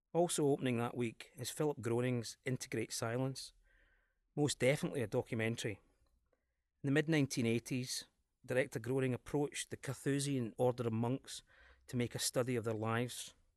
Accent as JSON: {"language": "English", "region": "Scotland", "country": "United Kingdom", "accent": "Scottish"}